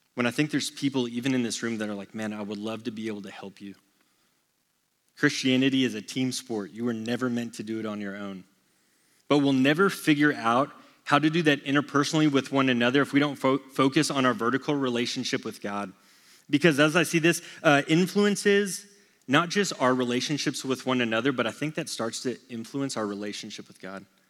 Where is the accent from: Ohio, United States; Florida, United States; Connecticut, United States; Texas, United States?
Texas, United States; born and raised in Texas